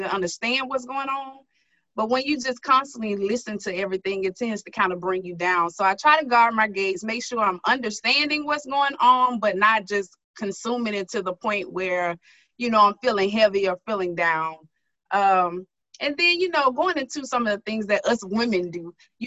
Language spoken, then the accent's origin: English; Starkville, Mississippi, United States; moved away as an adult; also born or lived in Jackson, Mississippi; now in Baton Rouge, United States; I'm from Starkville, Mississippi.